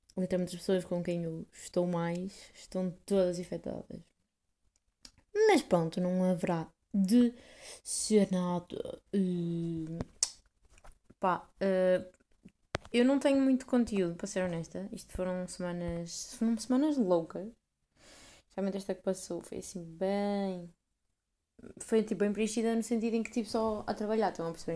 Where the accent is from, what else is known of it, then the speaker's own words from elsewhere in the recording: Portugal; eu digo que sou de Portugal